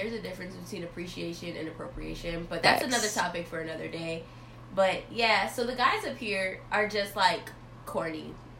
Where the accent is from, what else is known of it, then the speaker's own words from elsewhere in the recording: Florida, United States; moved away as an adult; now in North Carolina, United States; Because I'm from Florida, and coming up here to North Carolina has been such a different experience for me.